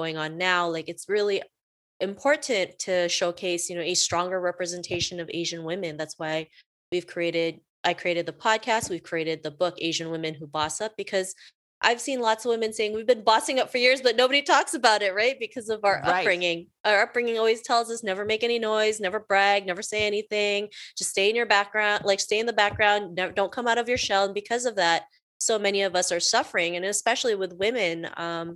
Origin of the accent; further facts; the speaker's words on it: Canada; also born or lived in Philippines; I was born in the Philippines. I moved to Canada with my family when I was 7. And, you know, growing up in Canada